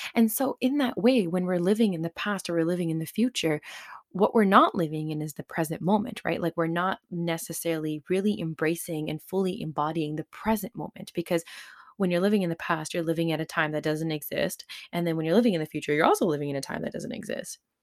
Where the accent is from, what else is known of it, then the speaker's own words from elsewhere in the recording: Surrey, British Columbia, Canada; a Punjabi kid growing up in Surrey in the nineties